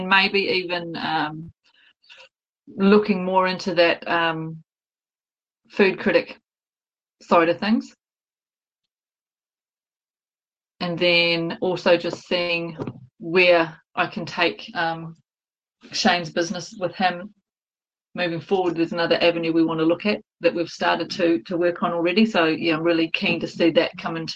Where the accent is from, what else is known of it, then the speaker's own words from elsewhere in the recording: Kawerau, Bay of Plenty, New Zealand; born and bred in Kawerau